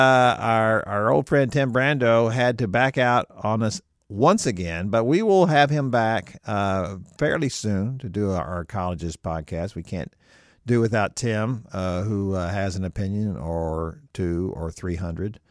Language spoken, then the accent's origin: English; Houston, Texas, United States; I grew up in Houston